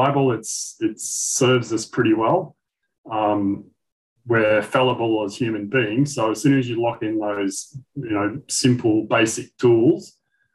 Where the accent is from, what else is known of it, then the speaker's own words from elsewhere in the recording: Western Australia, Australia; also born or lived in Kalgoorlie, Western Australia; I was born in Kalgoorlie, Eastern Goldfields of WA. Grew up in Canberra, which was a brand new booming nickel town